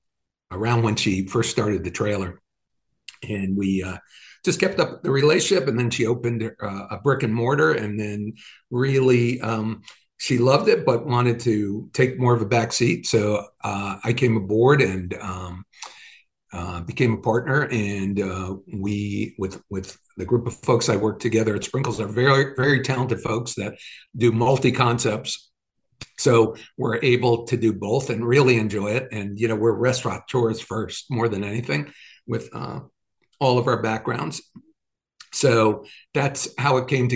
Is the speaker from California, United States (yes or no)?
no; New York, United States; moved away; I'm from New York.